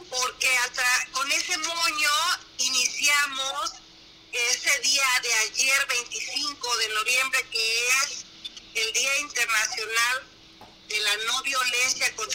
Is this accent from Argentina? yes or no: no; Atoyac, Guerrero, Mexico; now in Acapulco, Mexico; Yo, como fanática y amante mi tierra Toyac